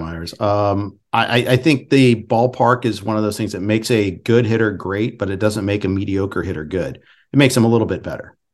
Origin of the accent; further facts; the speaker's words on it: Indianapolis, Indiana, United States; I was born in Indy